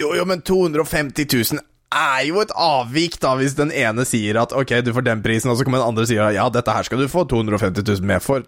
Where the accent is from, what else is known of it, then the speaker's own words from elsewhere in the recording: Våler, Norway; jeg er fra Våler